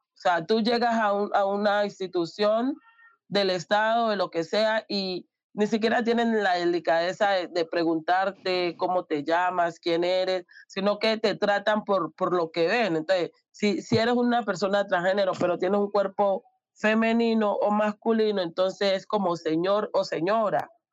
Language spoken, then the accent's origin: Spanish; Tumaco, Nariño, Colombia; moved away; yo soy de Tumaco, de una población super machista